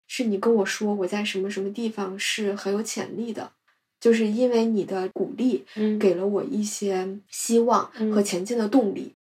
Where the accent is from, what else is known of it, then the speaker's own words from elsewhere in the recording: China; 我们中国人